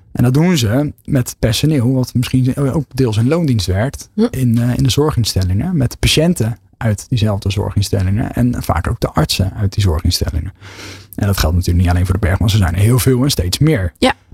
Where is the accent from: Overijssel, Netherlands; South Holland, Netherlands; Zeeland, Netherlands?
South Holland, Netherlands; Westland; kom ik wel uit het Westland, dus ondernemen is nooit ver weg.